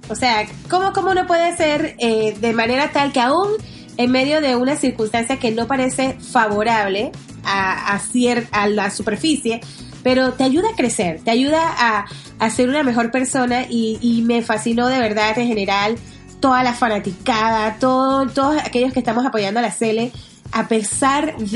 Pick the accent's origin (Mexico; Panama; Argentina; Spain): Panama